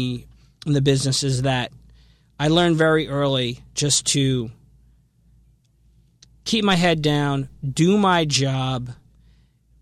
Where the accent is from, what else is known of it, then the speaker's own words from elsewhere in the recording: Asbury Park, New Jersey, United States; I grew up in the Asbury Park area